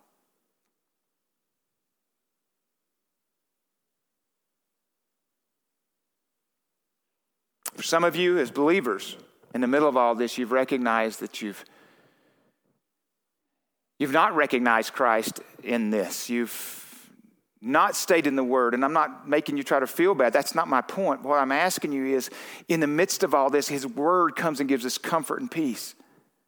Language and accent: English; Texarkana, United States; I'm from Texarkana